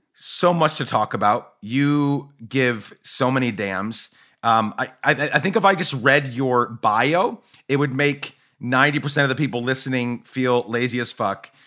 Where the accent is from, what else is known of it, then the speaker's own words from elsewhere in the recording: Guatemala; moved away; also born or lived in Seattle area, Washington, United States; I grew up in Guatemala